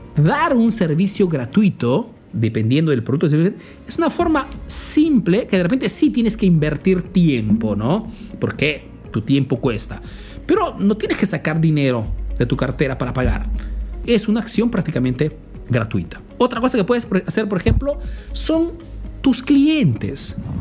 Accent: Peru; now in Italy; soy un emprendedor peruano que vive, hace negocio en Italia

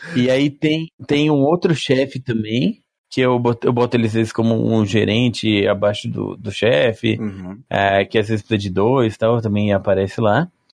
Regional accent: Maringá, Paraná, Brazil; also born or lived in São Paulo; Eu sou de Maringá. Ah, nasci em São Paulo, vim quando era criança

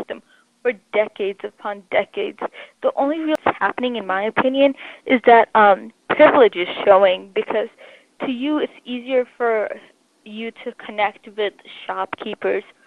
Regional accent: United States; as Asian Americans

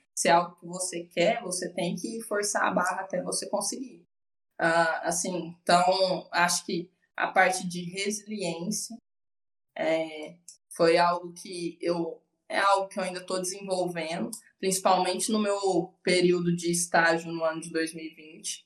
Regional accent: Uberlândia, Minas Gerais, Brazil; Eu sempre morei com os meus pais, sou daqui de Uberlândia

